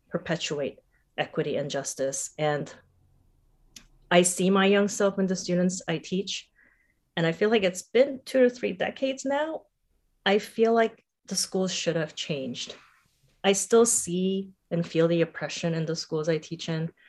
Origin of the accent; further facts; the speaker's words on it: Singapore; also born or lived in Seoul, South Korea / Bangkok, Thailand; I was born in Seoul, South Korea. My parents are both South Korean. My paternal grandfather escaped from North Korea when he was 16, so there's a bit of generational history there as well. I grew up mostly in Singapore and Bangkok.